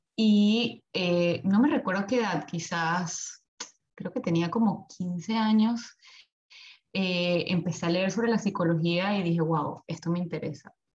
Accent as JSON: {"language": "Spanish", "country": "Venezuela", "moved": "as an adult", "lives_now": "Melbourne, Australia", "said": "soy de Venezuela, tengo ya aquí viviendo en Australia, en Melbourne, desde hace seis años"}